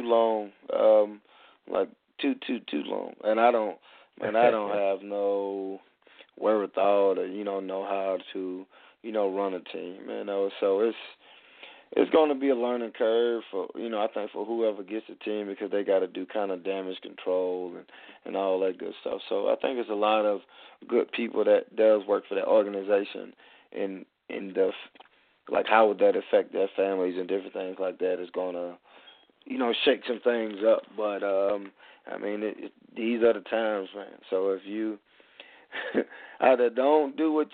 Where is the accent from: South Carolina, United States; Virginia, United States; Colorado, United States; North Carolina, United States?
South Carolina, United States; Spartanburg; I'm from Spartanburg, South Carolina